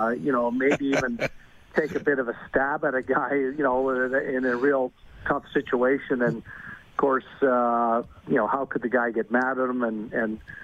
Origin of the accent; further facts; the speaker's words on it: Montreal, Quebec, Canada; moved away; growing up in Montreal